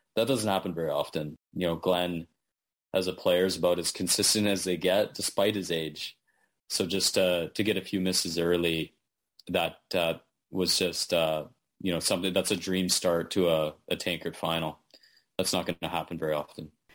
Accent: Manitoba, Canada; when I was a kid growing up in Manitoba

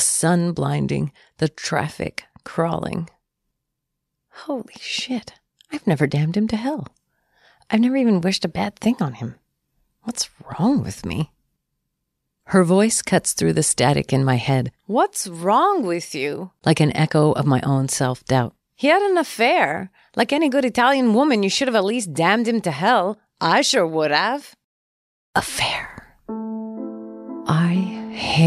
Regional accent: Canada; I am too Canadian

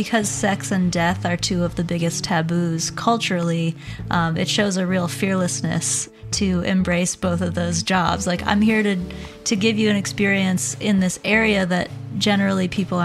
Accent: Shenandoah Valley, Virginia, United States; now in New Orleans, United States; I grew up in the Shenandoah Valley of Virginia, and then I kind of bounced all around the country, and I ended up in New Orleans

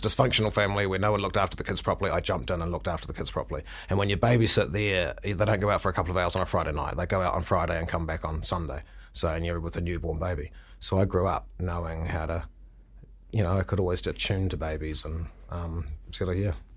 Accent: Milton, Otago, New Zealand; moved away; I grew up in Milton.

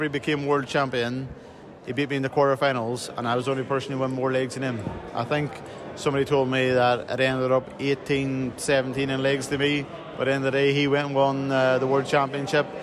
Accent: Northern Ireland, United Kingdom; I come from Northern Ireland

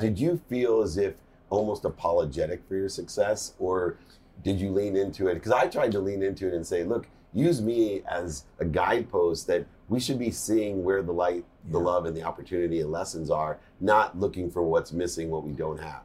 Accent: San Diego, California, United States; I grew up in San Diego

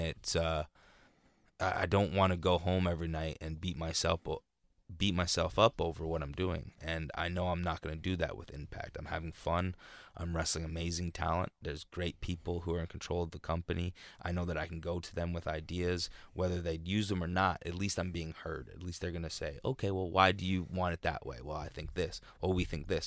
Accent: Canada; even being Canadian.

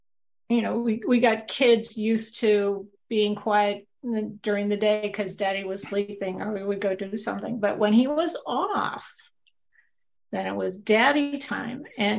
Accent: New York, United States; I came from New York and did media.

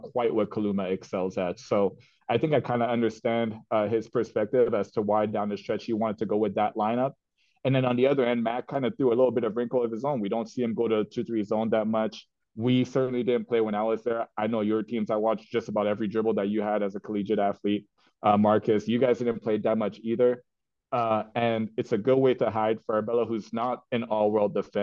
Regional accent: Canada; as a Canadian

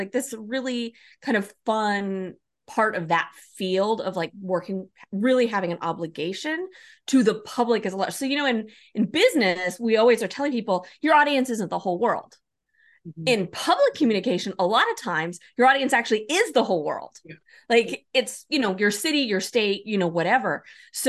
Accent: Oregon, United States; also born or lived in New Mexico; moving back to my home state, Oregon, and did similar work here in the public sector

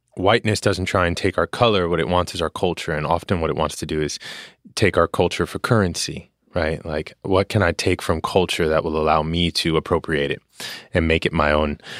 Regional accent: New York City, New York, United States; growing up in Queens

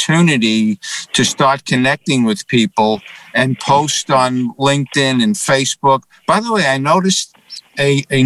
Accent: New York City, New York, United States; now in Scottsdale, United States; Born and raised originally from the Bronx and then Manhattan

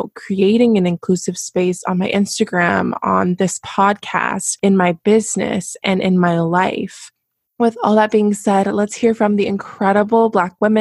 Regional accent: United States; growing up in America as a biracial Black woman

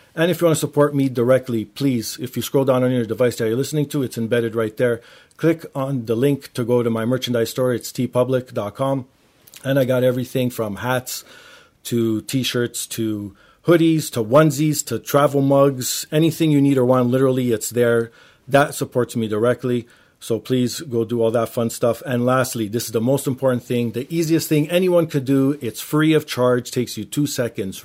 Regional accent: Toronto, Ontario, Canada; I grew up in Toronto

